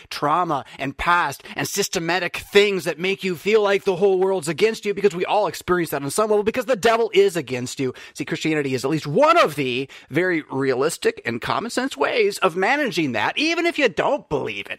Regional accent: United States; I'm an American just like you

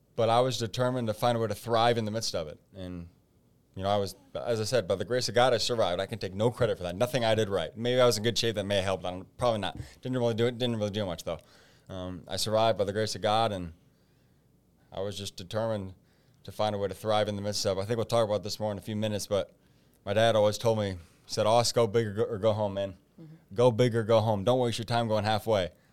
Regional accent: Fort Wayne, Indiana, United States; also born or lived in Michigan; my hometown of Fort Wayne

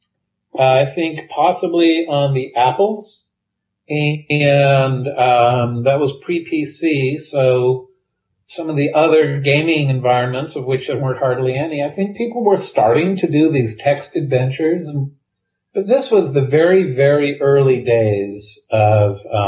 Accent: West Coast, United States; I'm from the West Coast. I was in the West Coast in the 70s

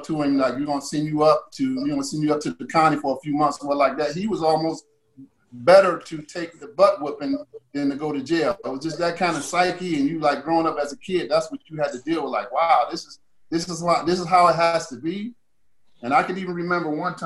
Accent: Cleveland, Ohio, United States; I grew up in Cleveland, Ohio, in the housing project where I was born.

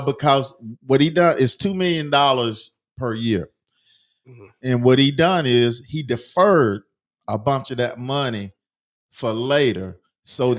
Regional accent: Cartersville, Georgia, United States; growing up in Cartersville

